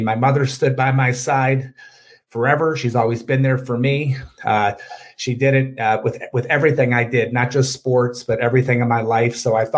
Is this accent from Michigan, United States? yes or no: yes; Oak Park, Michigan, United States; We grew up in Oak Park, Michigan, middle class area.